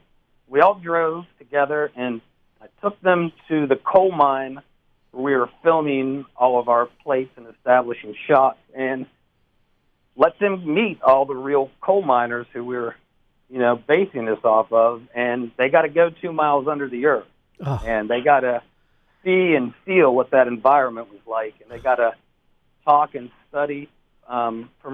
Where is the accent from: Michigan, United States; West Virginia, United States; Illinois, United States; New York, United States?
West Virginia, United States; I'm originally from West Virginia, right in the heart of Appalachia and coal mine country. And, you know, just growing up in West Virginia